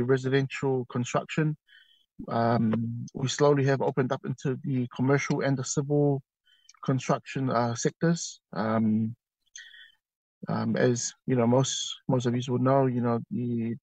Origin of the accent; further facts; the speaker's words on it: Auckland, New Zealand; now in Wellington, New Zealand; I'm originally from Auckland. I currently reside now in the windy Wellington.